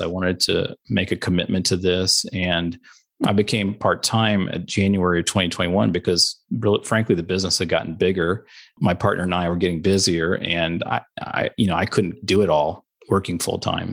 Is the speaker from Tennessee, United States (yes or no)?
yes; Chattanooga, Tennessee, United States; moved away as an adult; also born or lived in Omaha, Nebraska / Albany, New York; I grew up in Chattanooga, Tennessee